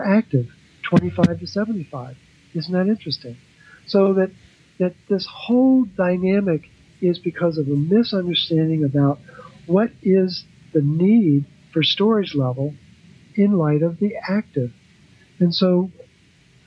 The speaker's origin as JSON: {"language": "English", "town": "Baltimore", "region": "Maryland", "country": "United States", "said": "I'm from Baltimore, and my son calls me …"}